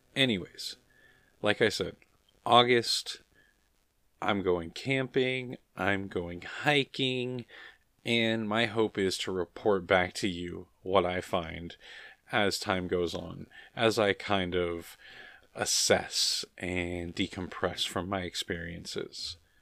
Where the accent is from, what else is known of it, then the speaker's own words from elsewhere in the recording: United States; I'm an American